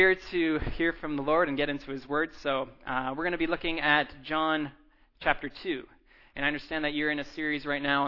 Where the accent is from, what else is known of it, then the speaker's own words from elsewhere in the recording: Abbotsford, British Columbia, Canada; now in Vancouver, Canada; I'm actually from Abbotsford. My parents live in Abbotsford